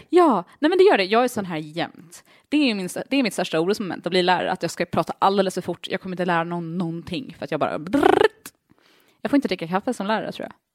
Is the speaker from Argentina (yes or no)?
no; Åland Islands; also born or lived in United States; jag har aldrig sett ut som en ålänning